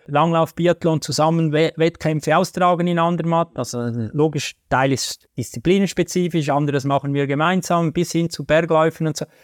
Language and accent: German; Switzerland; als Schweizer